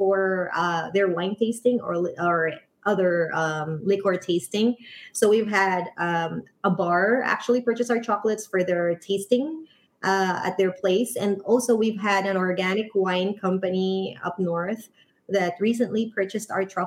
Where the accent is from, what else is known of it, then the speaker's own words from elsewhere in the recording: Philippines; now in San Francisco, United States; I was born and raised in the Philippines. I am Irish-Filipino.